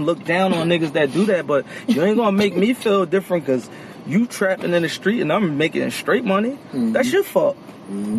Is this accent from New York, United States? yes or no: no; Philadelphia, Pennsylvania, United States; I'm from North Philly. I'm from the track